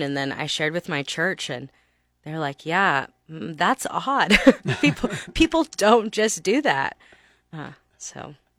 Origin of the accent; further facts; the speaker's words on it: Texas, United States; moved away as an adult; now in Lincoln, United States; I'm from Texas